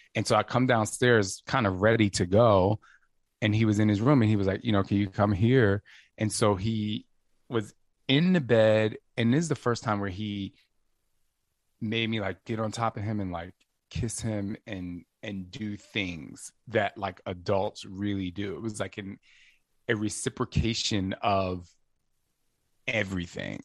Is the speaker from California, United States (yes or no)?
no; New Jersey, United States; also born or lived in Los Angeles, United States / New York, United States; now in Phoenix, United States; I'm from Jersey